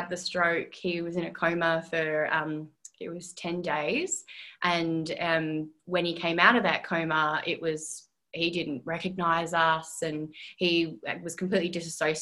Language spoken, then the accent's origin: English; Perth, Western Australia, Australia; moved away as an adult; now in Melbourne, Australia; I'm originally from Perth, and that was just like my little home ground